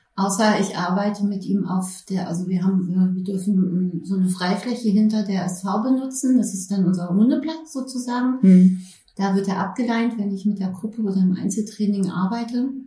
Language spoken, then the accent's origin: German; Berlin, Germany; moved away; Ich äh, bin ursprünglich Berlinerin. Ja, habe aber dann etliche Jahre auch woanders gelebt und bin jetzt seit 2016 wieder in Berlin.